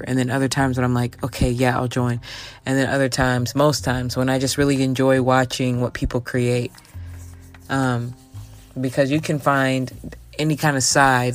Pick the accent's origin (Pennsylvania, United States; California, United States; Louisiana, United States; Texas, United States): Texas, United States; me being a Texan